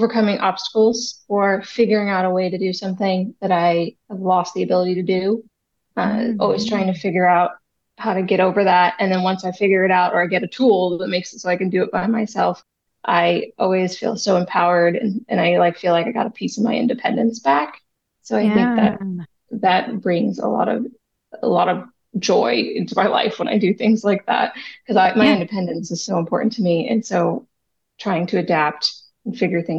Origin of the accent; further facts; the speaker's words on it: Grants Pass, Oregon, United States; was raised in Grants Pass, Oregon